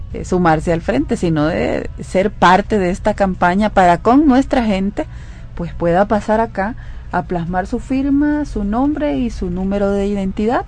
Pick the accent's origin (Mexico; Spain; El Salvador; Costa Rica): El Salvador; nuestro compromiso como salvadoreños